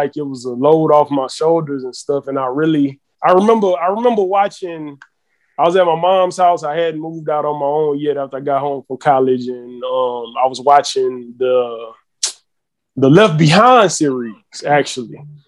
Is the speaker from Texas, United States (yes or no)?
yes; Houston, Texas, United States; I was born in Houston, Texas